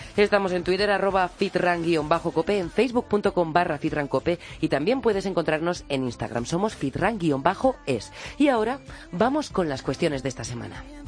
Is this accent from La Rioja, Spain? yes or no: yes; Santo Domingo de la Calzada, La Rioja, Spain; born or raised there; moved away